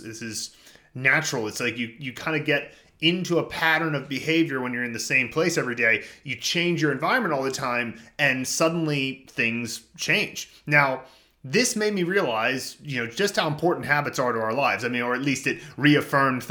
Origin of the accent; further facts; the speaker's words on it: suburbs of Philadelphia, Pennsylvania, United States; moved away; I went back to my hometown in the suburbs of Philadelphia